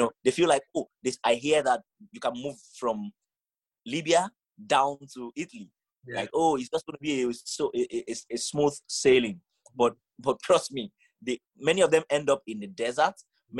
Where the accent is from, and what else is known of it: Nigeria; moved away